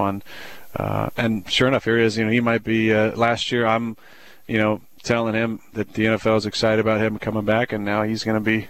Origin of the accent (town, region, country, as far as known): Northern California, United States